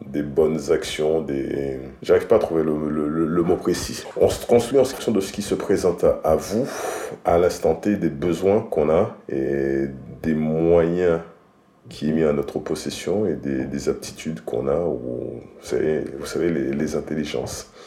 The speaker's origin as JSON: {"language": "French", "country": "Haiti", "moved": "yes", "lives_now": "France", "said": "D'Haïti. Je suis encore haïtien."}